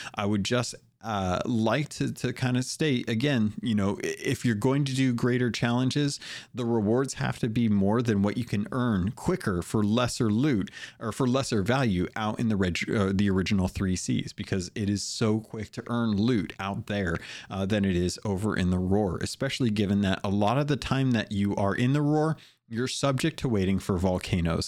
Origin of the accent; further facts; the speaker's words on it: United States; I'm an American.